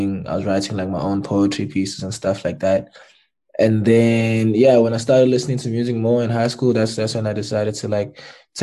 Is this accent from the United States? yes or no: no; Durban, KwaZulu-Natal, South Africa; also born or lived in Pietermaritzburg; a kid grew up in Durban in Sydenham